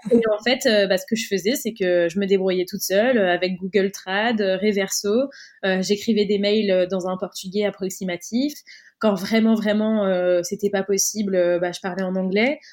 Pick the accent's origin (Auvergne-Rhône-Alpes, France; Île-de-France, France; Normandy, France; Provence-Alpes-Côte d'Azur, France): Provence-Alpes-Côte d'Azur, France; Cannes; moved away; nous on est originaire de Cannes, dans le sud de la France